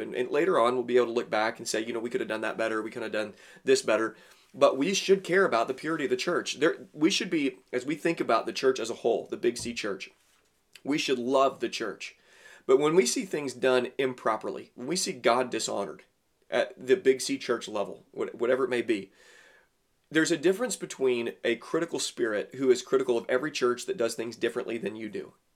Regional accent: Southern Illinois, United States; also born or lived in Tennessee; I grew up in Southern Illinois

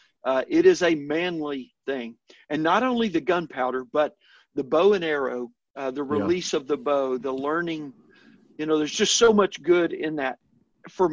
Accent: El Dorado, Arkansas, United States; moved away; I grew up in South Arkansas, a small town, El Dorado, just north of the Louisiana border

